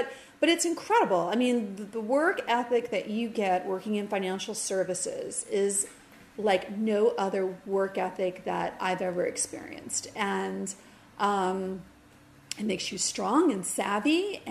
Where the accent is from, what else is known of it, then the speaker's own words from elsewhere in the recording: Westwood, New Jersey, United States; also born or lived in Fairfield County, Connecticut / Manhattan, New York; I grew up in this little old triangle of Bergen County, New Jersey, Fairfield County, Connecticut, and Manhattan. But the majority of my childhood was in Westwood, New Jersey.